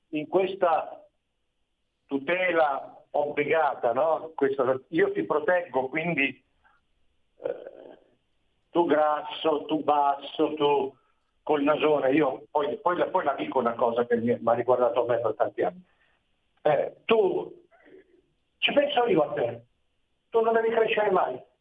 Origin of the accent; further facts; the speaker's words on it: Milan, Lombardy, Italy; moved away as an adult; Io sono nato a Milano e per vent'anni sono cresciuto a Milano.